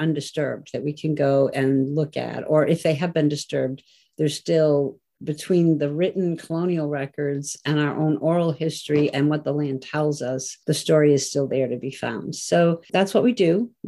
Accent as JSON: {"language": "English", "town": "Peterborough", "region": "New Hampshire", "country": "United States", "tie": "born or raised there", "said": "I was born in Peterborough, and I live near Lake Massasikam"}